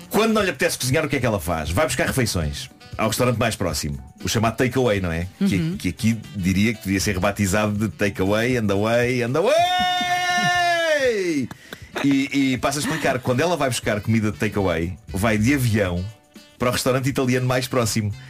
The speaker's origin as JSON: {"language": "Portuguese", "region": "Lisbon", "country": "Portugal", "tie": "born there", "said": "era o mesmo que eu me chamar … São Domingos de Benfica. É, para se calhar existe. Onde nasci."}